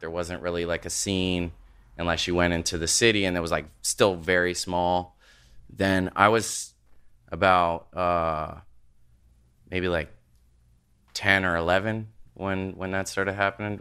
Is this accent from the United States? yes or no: no; Nova Scotia, Canada; I grew up in Nova Scotia, like, out in the country